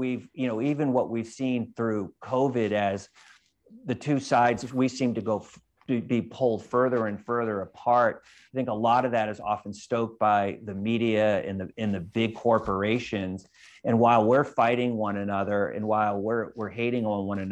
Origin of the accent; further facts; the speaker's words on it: California, United States; I'm from California, and you have, we have the largest divide between the rich and the poor of any state in the United States